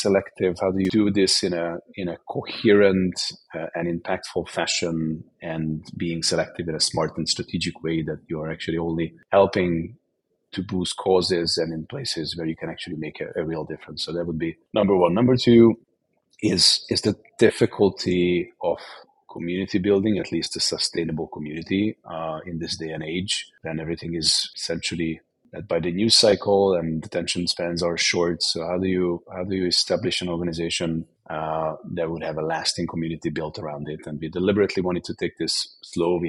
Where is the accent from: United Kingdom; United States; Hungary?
Hungary; I am Hungarian. I come from Hungary